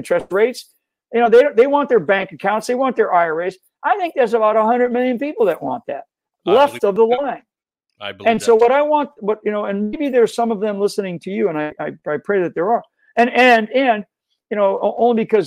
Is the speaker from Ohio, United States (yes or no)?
no; Rhode Island, United States; I grew up in Rhode Island, stayed around, heavily Democrat